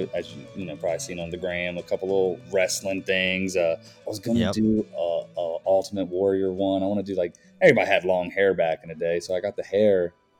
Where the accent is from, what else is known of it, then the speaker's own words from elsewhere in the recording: Maryland, United States; moved away; So I'm originally from Maryland.